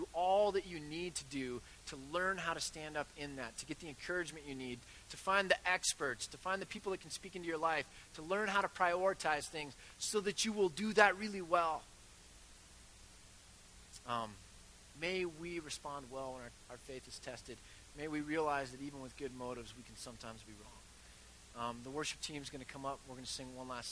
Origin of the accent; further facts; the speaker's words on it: United States; I'm ridiculously American with my quick fixes. And we Americans